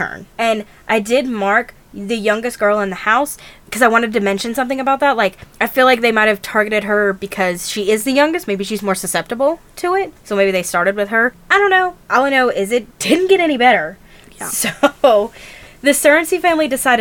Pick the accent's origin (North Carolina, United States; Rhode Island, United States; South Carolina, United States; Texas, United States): North Carolina, United States; we are from North Carolina